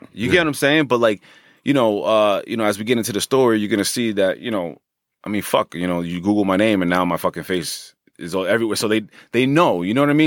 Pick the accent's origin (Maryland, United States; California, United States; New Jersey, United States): New Jersey, United States; Hackensack; born and raised in Hackensack